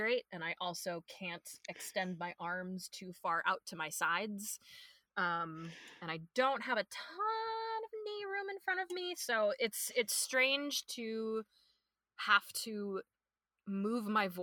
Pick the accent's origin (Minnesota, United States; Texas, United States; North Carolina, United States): Minnesota, United States; born and raised in Minnesota